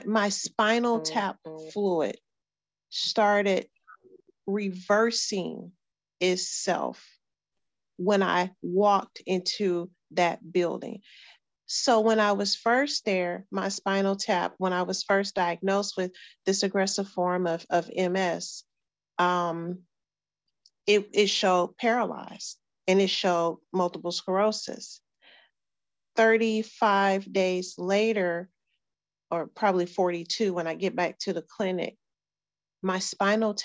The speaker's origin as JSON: {"language": "English", "town": "Houston", "region": "Texas", "country": "United States", "tie": "born or raised there", "said": "we were growing up in Sunnyside"}